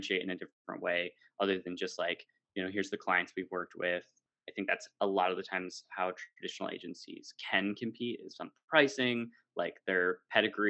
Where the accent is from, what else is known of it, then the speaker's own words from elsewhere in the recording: United States; now in Amsterdam, Netherlands; I'm American but live in Amsterdam